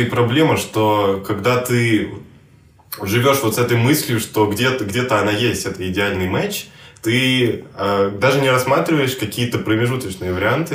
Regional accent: Moscow, Russia; мы, москвичи, говорим на одном языке

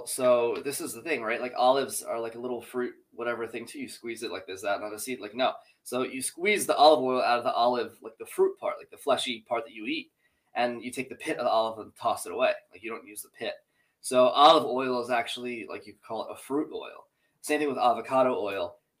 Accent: New Jersey, United States; I'm Jersey Italian, just like you are.

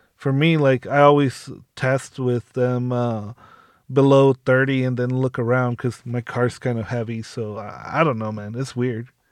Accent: Southern California, United States; I'm from SoCal

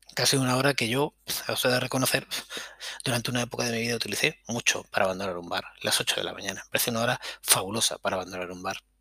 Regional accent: Granada, Andalusia, Spain; moved away as an adult; also born or lived in Catalonia / Barcelona / Madrid; habiendo nacido en Cataluña, pero yo crecí en Granada

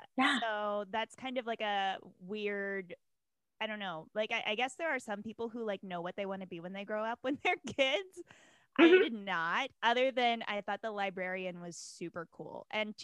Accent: the South, United States; now in Milwaukee, United States; I live in Milwaukee, Wisconsin, but I'm a transplant from the South. So I am both equally fierce about the Midwest and about the South.

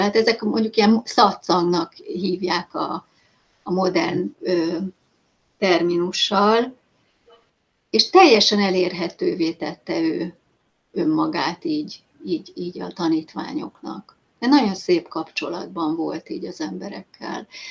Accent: Hungary; hogyha magyarként te ki tudtál jutni, ugye az én időben már 93-ban

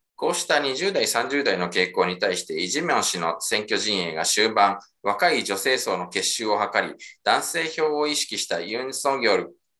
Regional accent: Japan; now in South Korea; 日本生まれ今は2回目の韓国在住日本人

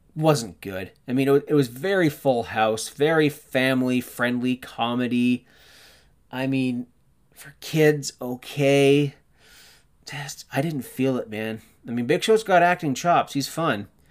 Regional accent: Canada; being Canadian

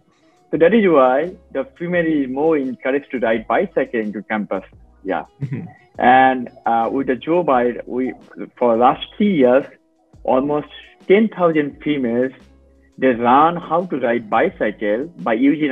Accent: Bangladesh; also born or lived in China; since I am from Bangladesh

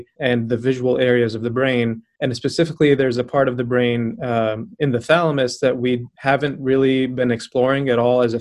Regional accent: Aleppo, Aleppo Governorate, Syria; moved away as an adult; also born or lived in Kansas City, Missouri; now in Roanoke, United States; I'm from Aleppo, Syria. And I came to the US about a decade ago

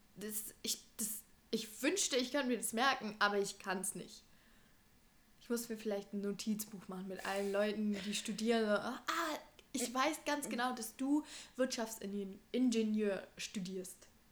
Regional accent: Germany; wir in Deutschland aufgewachsen

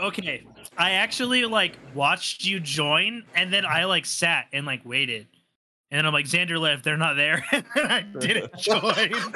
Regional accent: United States; as an American with like a steady job

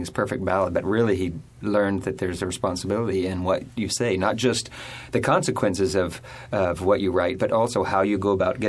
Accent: Alabama, United States; now in New York, United States; I'm originally from Alabama.

